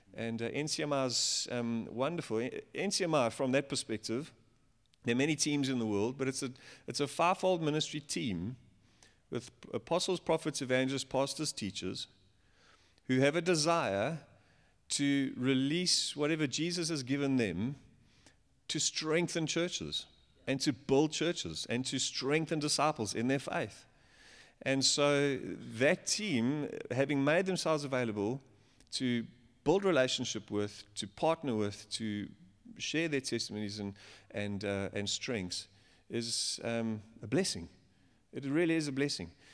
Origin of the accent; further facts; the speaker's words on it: Johannesburg, Gauteng, South Africa; I'm from Joburg.